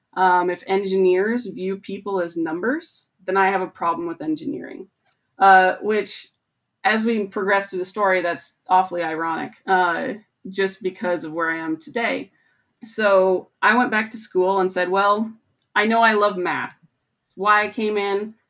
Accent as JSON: {"language": "English", "region": "Montana", "country": "United States", "tie": "born or raised there", "also_born_or_lived": "Michigan", "moved": "as an adult", "said": "I grew up in Montana"}